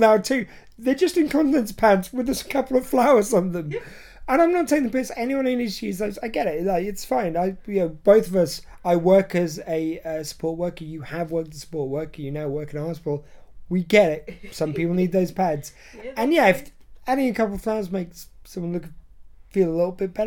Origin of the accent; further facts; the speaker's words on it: United Kingdom; as we'd term it here in the UK